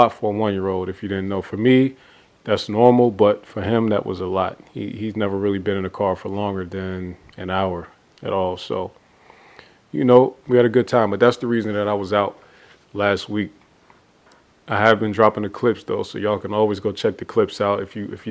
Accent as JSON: {"language": "English", "region": "Ohio", "country": "United States", "tie": "born or raised there", "moved": "yes", "lives_now": "Atlanta, United States", "said": "my hometown, Ohio"}